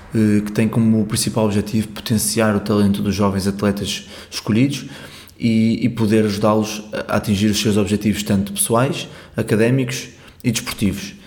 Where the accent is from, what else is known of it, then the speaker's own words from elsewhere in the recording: Porto, Norte, Portugal; eu sou do Porto, joguei basquete até aos 18 anos